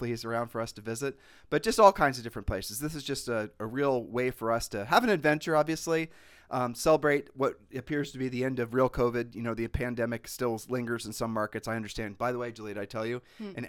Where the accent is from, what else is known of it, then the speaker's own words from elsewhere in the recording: Puerto Rico; We're from Puerto Rico, people.